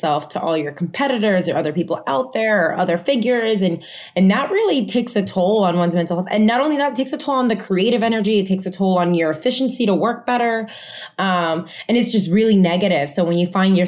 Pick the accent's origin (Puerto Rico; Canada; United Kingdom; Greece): Puerto Rico; first language Spanish; English is a second language; also born or lived in Florida; now in New York, United States; I went to an American school in Puerto Rico since I was in school. So English, while Spanish was my first language, English was right there with it.